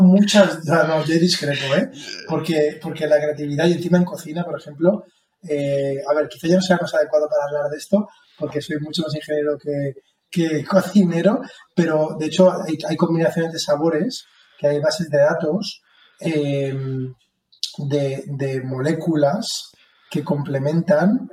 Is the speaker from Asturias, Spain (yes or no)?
no; Alicante, Valencian Community, Spain; como alicantino